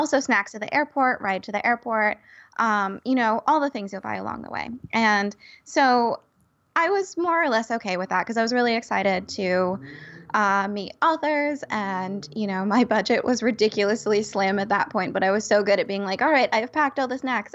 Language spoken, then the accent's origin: English; California, United States; as a Californian